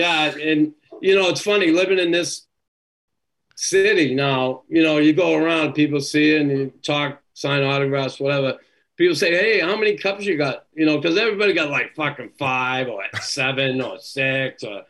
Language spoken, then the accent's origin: English; Boston, Massachusetts, United States; now in Montreal, Canada; Knew I was from Boston.